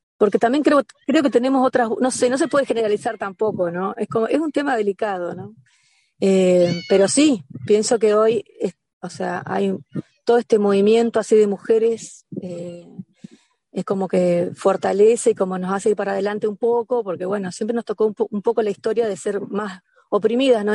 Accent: Concordia, Entre Ríos, Argentina; moved away as an adult; also born or lived in Buenos Aires, Argentina; now in Bello Horizonte, Uruguay; yo soy entrerriana de Concordia, pero a los 19 me fui a Buenos Aires a estudiar y estuve 12 años allá.

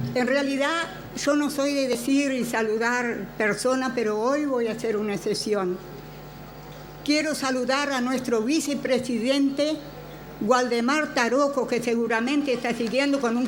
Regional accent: interior, Uruguay; mis compañeras del interior, es de donde soy.

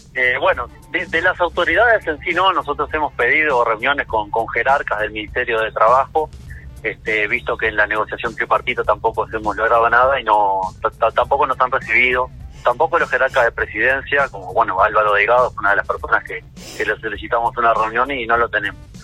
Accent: Uruguay; somos menos uruguayos

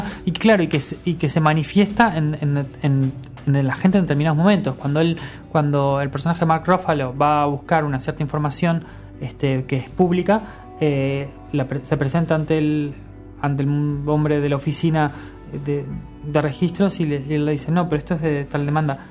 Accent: Uruguay; somos uruguayos

